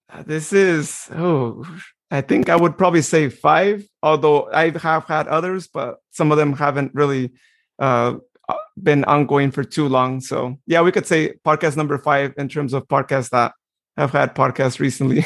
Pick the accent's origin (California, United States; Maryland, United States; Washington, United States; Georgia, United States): California, United States; Modesto; I was as well, right here in Modesto.